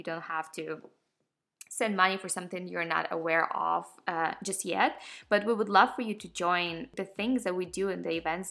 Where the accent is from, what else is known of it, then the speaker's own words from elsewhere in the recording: Ukraine; now in Atlanta, United States; I'm from Ukraine